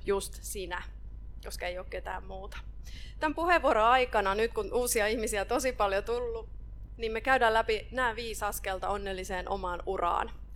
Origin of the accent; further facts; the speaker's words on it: Ostrobothnia, Finland; Mä oon Pohjanmaalta kotosi